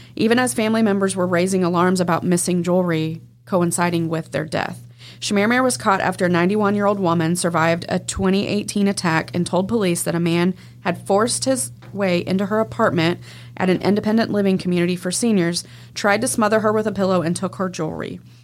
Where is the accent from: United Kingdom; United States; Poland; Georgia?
United States; Texas; Texas, my home state